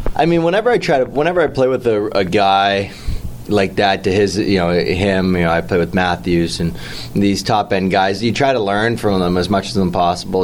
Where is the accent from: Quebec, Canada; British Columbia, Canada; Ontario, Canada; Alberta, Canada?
Ontario, Canada; Toronto; growing up in Toronto, like uh, we're all Leaf fans growing up